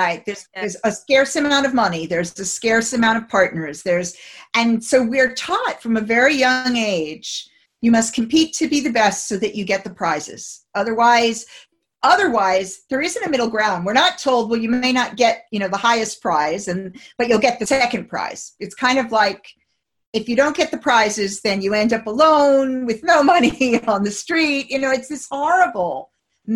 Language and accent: English; United States; moved away as an adult; now in United Kingdom; as an American coming to the, the UK um, 27 years ago